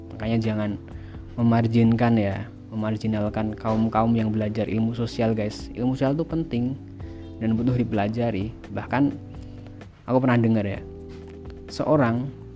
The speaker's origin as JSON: {"language": "Indonesian", "town": "Temanggung", "region": "Central Java", "country": "Indonesia", "tie": "born or raised there", "said": "Aku lahir di Temanggung, sebuah daerah di Provinsi Jawa Tengah"}